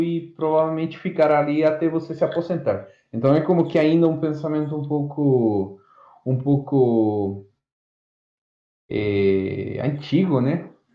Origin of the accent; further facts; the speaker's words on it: Azogues, Cañar, Ecuador; Portuguese is a second language; moved away as an adult; now in Ilha Solteira, Brazil; eu sou estrangeiro, sou do Equador